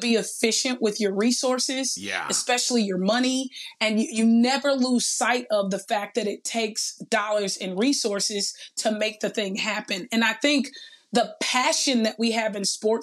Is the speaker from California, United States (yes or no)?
yes; Los Angeles, California, United States; also born or lived in San Luis Obispo, California; growing up in Watts, when we used to play, you know, school or play work or play church, I was always the one in the boardroom doing the presentation